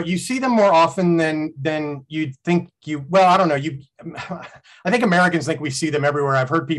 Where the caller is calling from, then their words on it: Frankston, Victoria, Australia; I am joining you from Melbourne, Australia, on the far side of the world, on the other hemisphere, actually, from the lovely port of Melbourne. In the lovely city of Melbourne, in the suburb of Frankston.